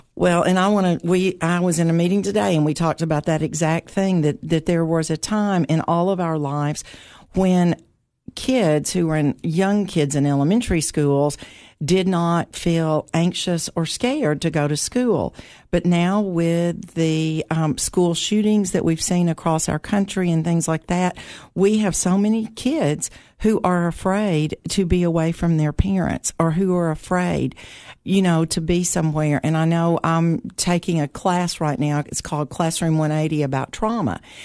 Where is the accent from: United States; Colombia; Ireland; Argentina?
United States; Putnam County, Tennessee; I grew up here in Putnam County